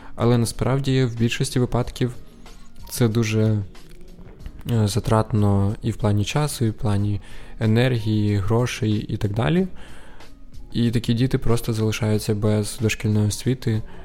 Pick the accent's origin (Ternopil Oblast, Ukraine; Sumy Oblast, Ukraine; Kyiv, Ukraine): Sumy Oblast, Ukraine; Sumy; я із Сум